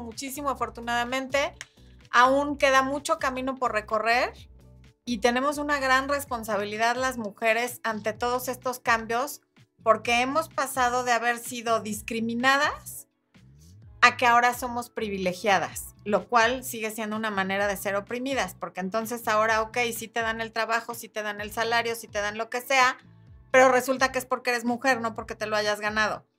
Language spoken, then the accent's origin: Spanish; Mexico; en mi país, que es México